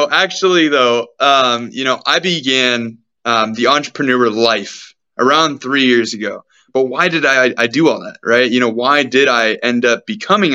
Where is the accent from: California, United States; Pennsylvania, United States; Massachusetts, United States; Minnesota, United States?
California, United States; Sacramento; me being born and growing up in Sacramento, California, which is the place that I am actually still